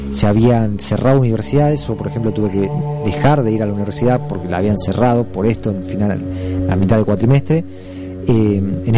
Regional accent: Argentina; Nosotros como argentinos siempre muy confiados.

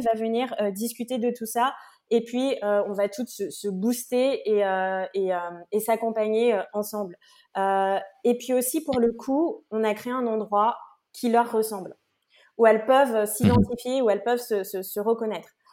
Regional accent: French Guiana; je viens de Guyane

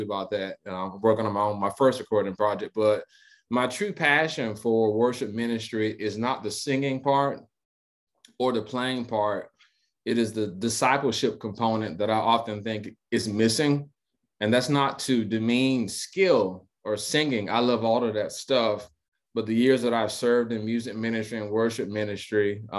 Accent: DeLand, Florida, United States; So I am a native of a little town called DeLand, Florida. It's right by Daytona Beach. So I'm from Central Florida, born and raised there

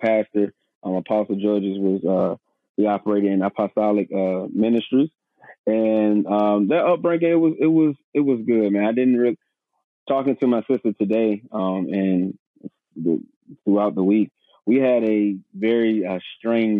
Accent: Suffolk, Virginia, United States; also born or lived in Portsmouth, Virginia; I'm from Portsmouth, Virginia, born in Portsmouth, raised in Suffolk, Virginia

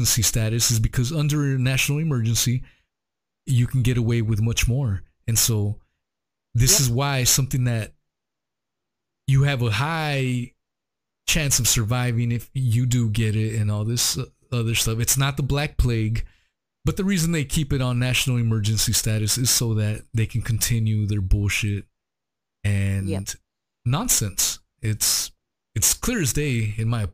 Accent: United States; as an American

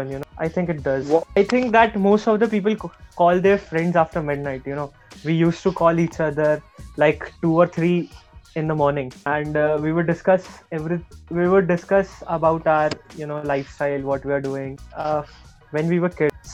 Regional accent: Nigeria; So, if you consider me, I'm from Nigeria, then I'm much more

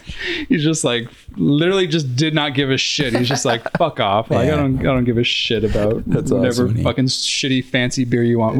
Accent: United States; He knows we're American.

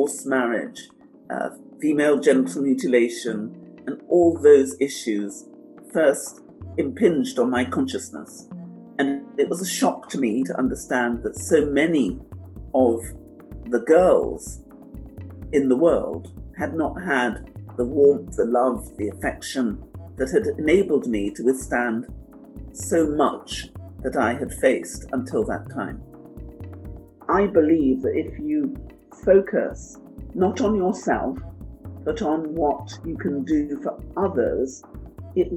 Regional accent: London, United Kingdom; also born or lived in St. Joseph, Dominica; at an early age, I moved with my family to England, where I grew up in Walthamstow in the East End of London.

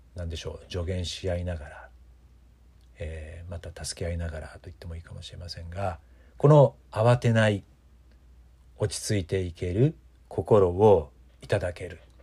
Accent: Mikawa region, Aichi, Japan; 私たちのふるさとこの地域三河地方

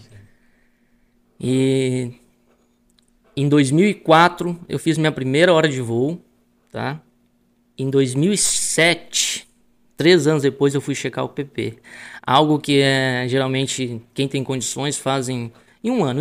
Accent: Palmares do Sul, Rio Grande do Sul, Brazil; moved away; É, sou gaúcho, né? Nasci em Palmares do Sul, é né? uma cidade que fica no leste do estado do Rio Grande do Sul

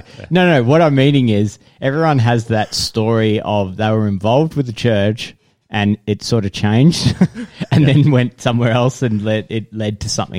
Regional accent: Geelong, Victoria, Australia; moved away; also born or lived in Deniliquin, New South Wales; I was born in Geelong.

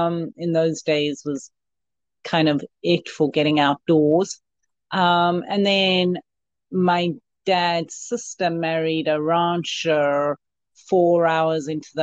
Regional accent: South Africa; now in Yuba City, United States; Africa, and I came to Yuba City in 2003 because I knew the US was a playground.

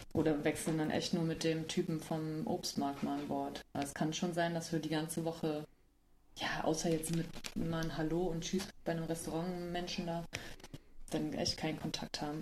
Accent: Germany; Ich war halt ein Deutsche

